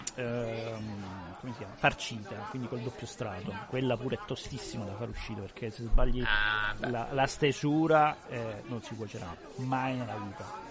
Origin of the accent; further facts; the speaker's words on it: Abruzzo, Italy; now in Piedmont, Italy; essendo abruzzese